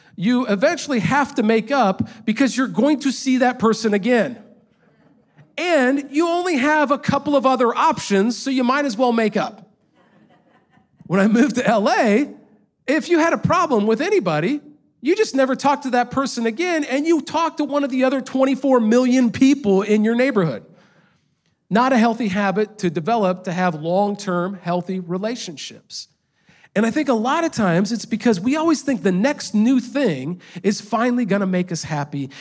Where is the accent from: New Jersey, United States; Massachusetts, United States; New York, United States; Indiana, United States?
Indiana, United States; moved away as an adult; also born or lived in Los Angeles, California; I grew up in a small town in Indiana